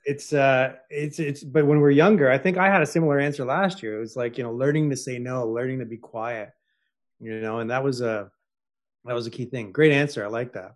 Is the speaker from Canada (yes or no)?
yes; Toronto, Ontario, Canada; I was born in Toronto